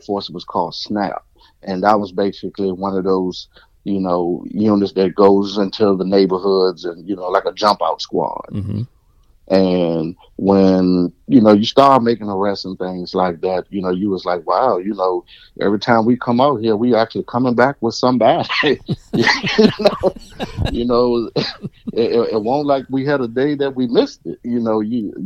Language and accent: English; Henrico County, Richmond, Virginia, United States; I was from Henrico County and, you know, playing sports